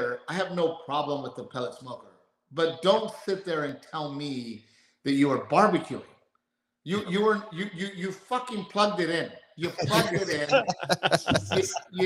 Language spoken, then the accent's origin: English; Texas, United States; moved away; also born or lived in California; being a Texan and growing up in Texas